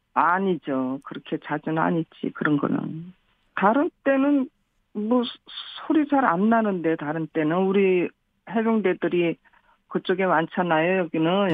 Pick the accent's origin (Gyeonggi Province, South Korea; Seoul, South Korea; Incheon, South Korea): Incheon, South Korea; Yeonpyeong Island; 연평에서 그냥 일, 평생 고향이니까